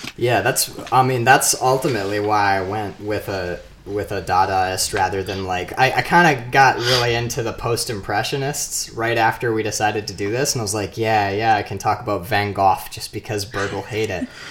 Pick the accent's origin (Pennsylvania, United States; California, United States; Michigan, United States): Michigan, United States; Marquette; I'm from Marquette, Upper Michigan.